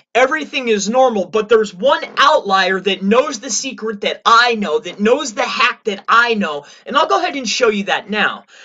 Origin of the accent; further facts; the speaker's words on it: Florida, United States; moved away; I'm initially from Florida